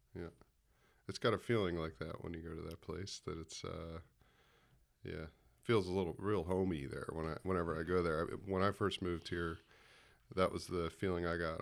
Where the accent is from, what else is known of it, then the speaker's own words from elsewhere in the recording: United States; accent: American; my American accent